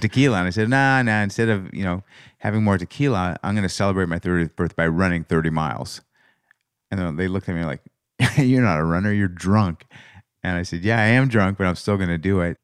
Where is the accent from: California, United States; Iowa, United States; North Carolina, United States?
California, United States; Los Angeles; we grew up in L